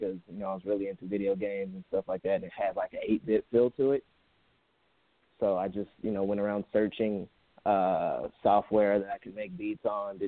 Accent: Riverside, California, United States; I'm from Riverside

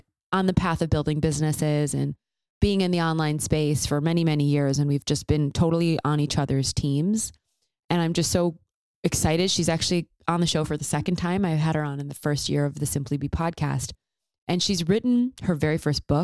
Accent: Chicago, Illinois, United States; also born or lived in Nashville; I grew up in Chicago. My home is there

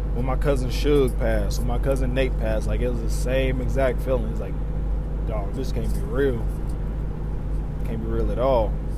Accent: Southern Indiana, United States; moved away; I'm from Southern Indiana

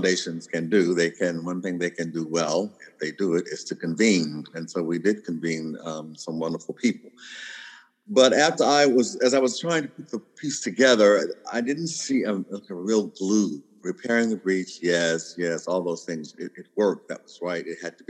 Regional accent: the South, United States; And I mean, I'm from the South, and I can remember the days where you would actually hear people on television say, would you want your daughter to marry one?

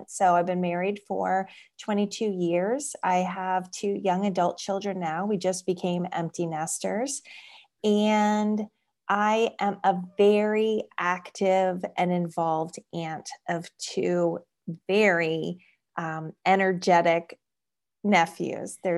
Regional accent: Florida, United States; born there; So I was born in South Florida, but my family and I moved here 11 years ago from right outside the Washington, D.C. beltway.

